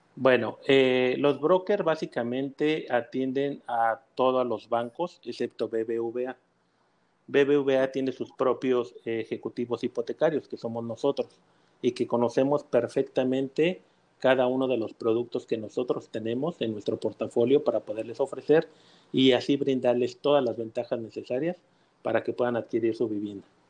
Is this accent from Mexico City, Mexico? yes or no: yes; Mexico City, Mexico; now in Mérida, Mexico; yo soy eh, de la Ciudad de México ya tengo casi 40 años